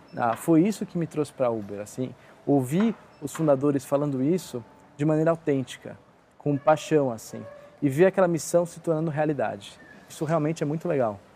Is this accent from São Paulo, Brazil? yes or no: yes; São Paulo, Brazil; eu sou aqui de São Paulo